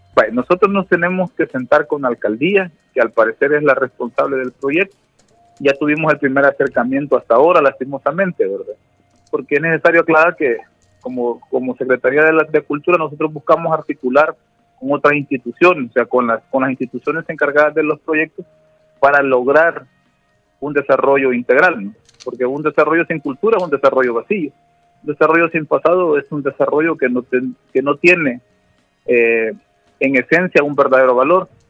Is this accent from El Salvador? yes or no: yes; El Salvador; nosotros como salvadoreños y como salvadoreñas